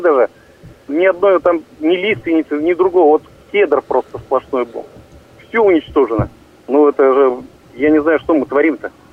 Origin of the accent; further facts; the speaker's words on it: Kachugsky District, Irkutsk Oblast, Russia; Я вырос сам в Качковском районе